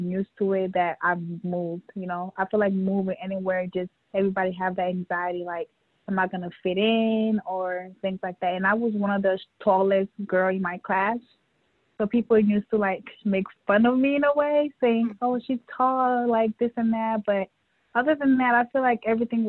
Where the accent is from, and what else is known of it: New York, United States; born or raised there; also born or lived in West Africa / Liberia / Guinea